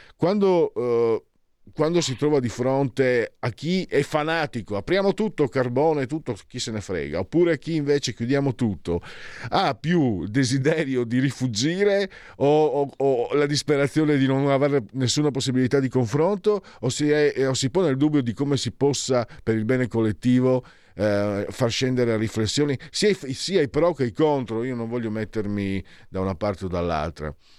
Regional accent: Friuli-Venezia Giulia, Italy; Vengo dal Friuli

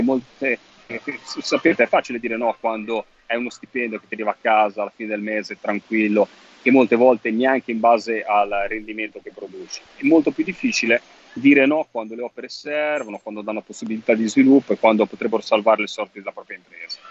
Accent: Liguria, Italy; sono ligure

